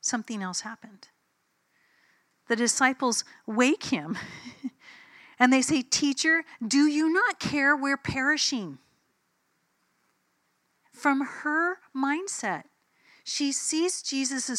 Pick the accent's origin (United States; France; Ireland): United States; I'm an American.